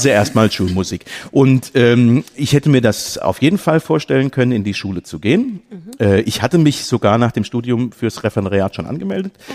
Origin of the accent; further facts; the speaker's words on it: near Limburg an der Lahn, Hesse, Germany; ich komme aus der Nähe von Limburg an der Lahn